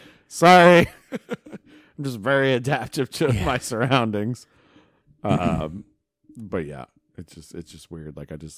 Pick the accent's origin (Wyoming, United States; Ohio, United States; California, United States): Ohio, United States; accent: Tuscarawas County; That's pretty much my accent. It's Tuscarawas County.